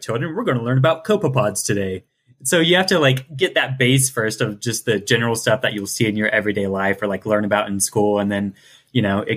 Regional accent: Ohio, United States; I'm from Ohio and the ocean is a bit far away.

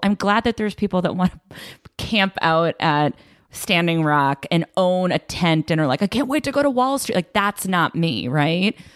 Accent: Belmont, Massachusetts, United States; Belmont, Massachusetts

